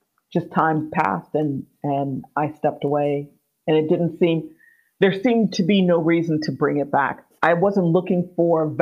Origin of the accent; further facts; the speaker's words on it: Miami, Florida, United States; moved away as an adult; also born or lived in Austin, Texas / Scotland; now in United Kingdom; I'm from Miami